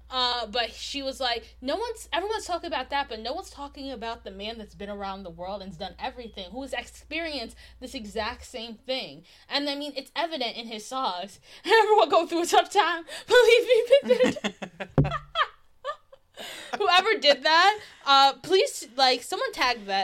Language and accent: English; New Jersey, United States